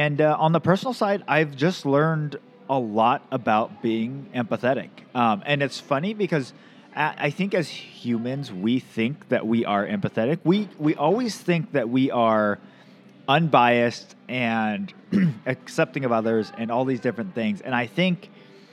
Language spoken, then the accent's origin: English; the Northwest, Pacific Northwest, United States; I grew up in the Northwest